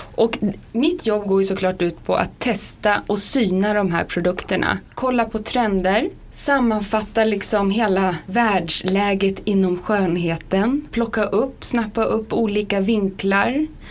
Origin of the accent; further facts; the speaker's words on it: Sundsvall, Västernorrland County, Sweden; Jag är från Sundsvall. Mm. Där hade vi Åhléns. Där hängde jag runt om diskarna